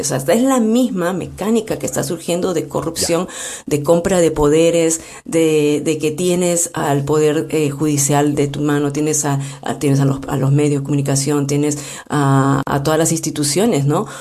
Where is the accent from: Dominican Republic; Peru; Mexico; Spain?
Peru; como peruanos